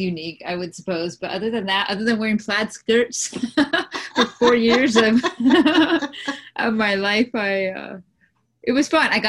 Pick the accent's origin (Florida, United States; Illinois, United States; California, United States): California, United States; San Diego; So I grew up in San Diego